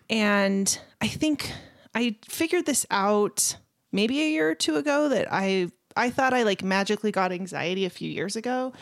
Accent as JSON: {"language": "English", "town": "Las Vegas", "region": "Nevada", "country": "United States", "tie": "born or raised there", "moved": "yes", "lives_now": "Utah, United States", "said": "I grew up in Las Vegas, Nevada"}